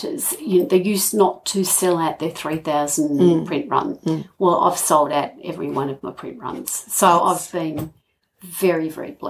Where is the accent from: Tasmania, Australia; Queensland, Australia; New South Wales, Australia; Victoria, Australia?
Victoria, Australia; Hamilton; moved away; also born or lived in Colac, Victoria; I grew up in Hamilton.